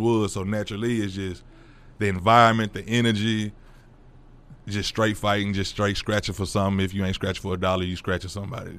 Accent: Fort Worth, Texas, United States; also born or lived in DeSoto / Midlothian; we moved from Fort Worth

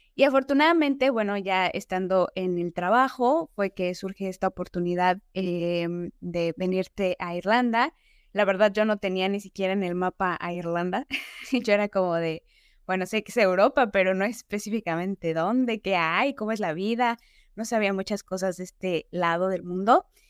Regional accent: State of Mexico, Mexico; moved away as an adult; now in Dublin, Ireland; yo nací en la Ciudad de México. Eh, tiempo después me fui a vivir al Estado de México y ahí es básicamente donde yo crecí.

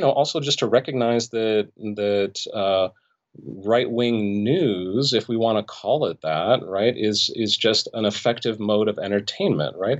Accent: Los Angeles, California, United States; born or raised there

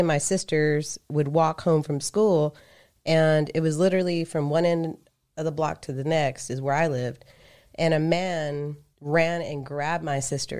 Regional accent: Austin and Temple, Texas, United States; So I went to elementary school, middle school, high school here, and I also went to elementary, middle school, high school there because my parents lived in both places.

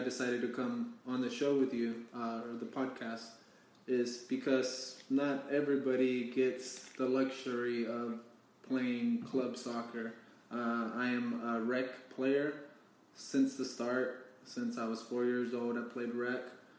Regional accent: Denton, Texas, United States; I am from Denton, Texas.

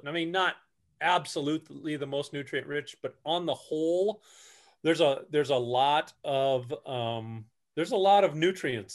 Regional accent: Newton, Iowa, United States; grew up over, uh, in the Newton area, grew up playing in the creek

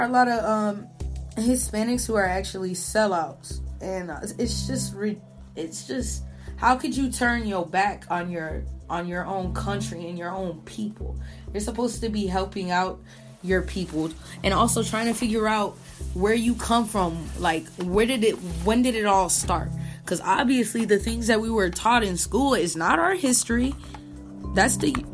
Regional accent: Puerto Rico; now in United States; labeled as a Boricua

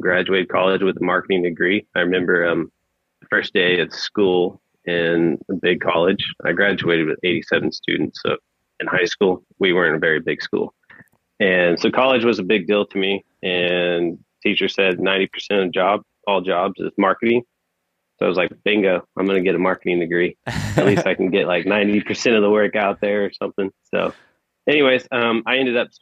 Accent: Oklahoma, United States; I'm born and raised in Oklahoma

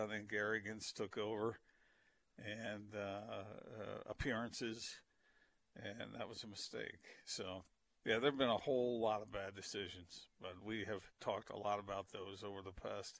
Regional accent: East Coast, United States; moved away; I grew up on the East Coast

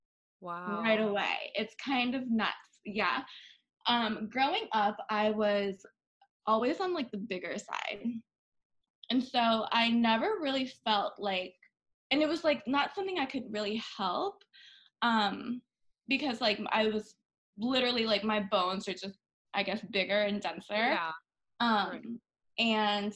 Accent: Bangkok, Thailand; now in United States; I was born and raised in Bangkok, and in Thailand, I always was raised, thanks to my parents, in like a little bit more of an Americanized environment

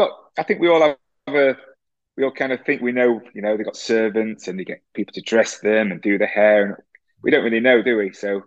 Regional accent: Sheffield, Yorkshire and the Humber, United Kingdom; I grew up in Sheffield.

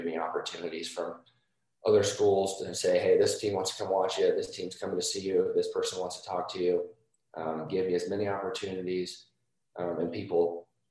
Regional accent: Carmel, Indiana, United States; also born or lived in Columbus, Ohio / Boston; we moved from Boston to Indiana. I was 6 years old. So I basically, my entire childhood I was in Indiana

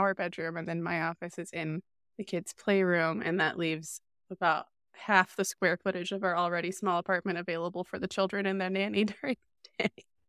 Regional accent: Charlotte, North Carolina, United States; moved away as an adult; also born or lived in Raleigh; now in New York, United States; I was born and raised in Charlotte

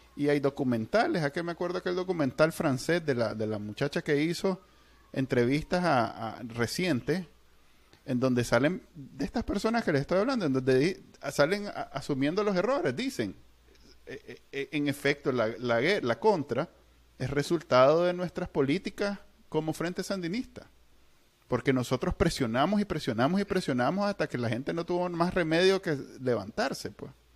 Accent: Nicaragua; somos nicas

